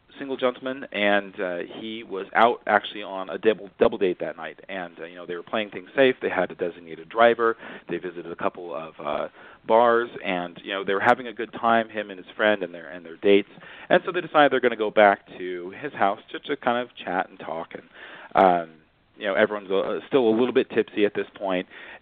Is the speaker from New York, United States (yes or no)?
no; California, United States; I grew up in California